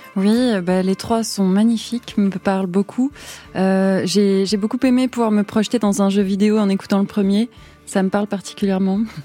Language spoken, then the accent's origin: French; Toulouse, Occitania, France; j'ai grandi à Toulouse